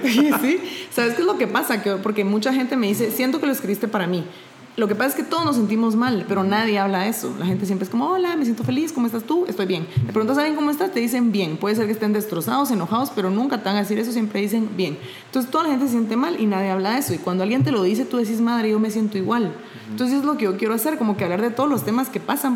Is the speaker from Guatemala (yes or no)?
yes; Guatemala; yo soy de Guatemala